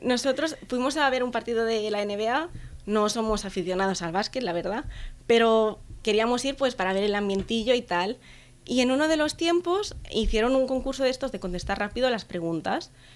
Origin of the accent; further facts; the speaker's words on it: Vila-seca, Catalonia, Spain; soy de Vilaseca, que es un pueblo que está aquí cerca de Tarragona.